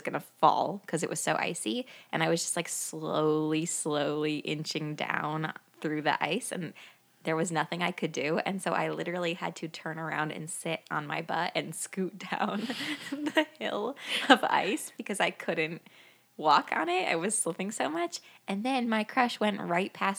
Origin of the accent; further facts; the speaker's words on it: Midwest, United States; I grew up here in the Midwest